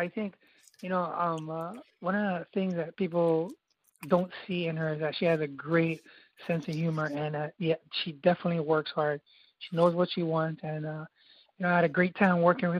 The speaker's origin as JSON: {"language": "English", "region": "Hawaii", "country": "United States", "said": "I'm from Hawaii"}